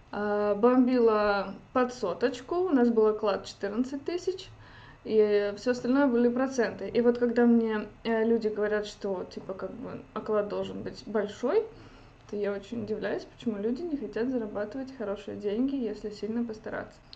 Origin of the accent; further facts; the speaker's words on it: Kaliningrad, Kaliningrad Oblast, Russia; Лет так 11 назад я приехала сюда из Калининграда, учиться на экономиста.